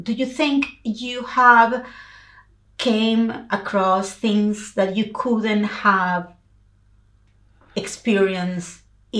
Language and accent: English; Venezuela; I'm from Venezuela, South America.